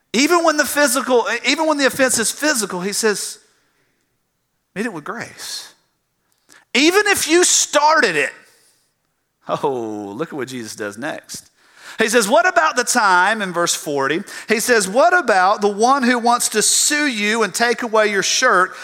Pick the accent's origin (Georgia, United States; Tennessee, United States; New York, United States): Georgia, United States; South; I grew up in South Georgia